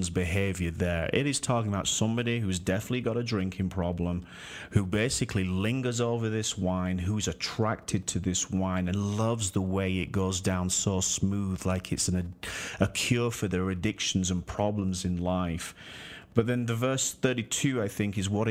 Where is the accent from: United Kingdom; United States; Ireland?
United Kingdom; Yorkshire and the Humber; from Yorkshire. My hometown right there